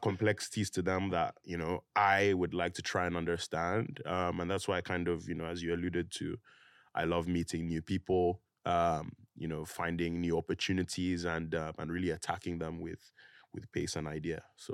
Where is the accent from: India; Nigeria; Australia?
Nigeria; moved away; also born or lived in United Kingdom; I grew up there